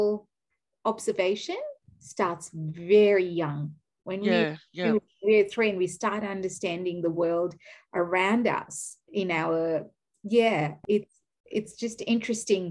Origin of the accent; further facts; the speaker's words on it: Kenya; also born or lived in Gujarat; now in Australia; I am Kenyan by nationality. I'm Indian by ethnicity, or Gujarati by ethnicity